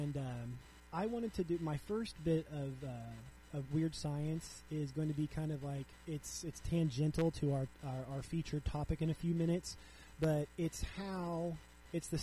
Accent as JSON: {"language": "English", "region": "Southwest Missouri", "country": "United States", "said": "I'm from Southwest Missouri, so Joplin is really close to my heart"}